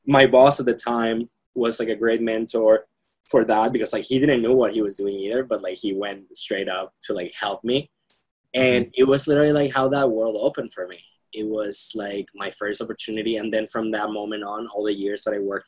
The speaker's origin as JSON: {"language": "English", "country": "Venezuela", "tie": "born or raised there", "also_born_or_lived": "Austin, Texas", "moved": "yes", "lives_now": "Boston, United States", "said": "growing up in Venezuela was... it was a weird experience in a way because it was amazing for many reasons."}